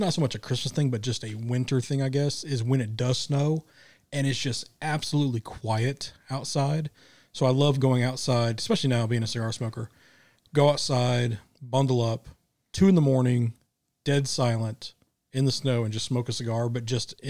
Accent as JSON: {"language": "English", "region": "Midwest", "country": "United States", "tie": "born or raised there", "moved": "yes", "said": "I grew up in the Midwest where it snowed a lot."}